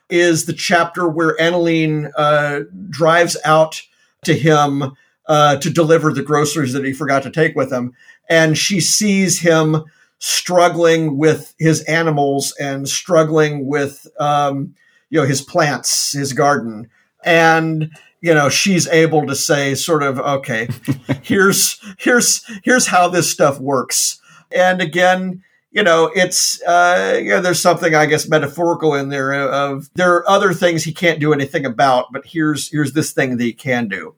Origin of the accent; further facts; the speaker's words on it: Memphis, Tennessee, United States; moved away; my hometown in uh, in Memphis, Tennessee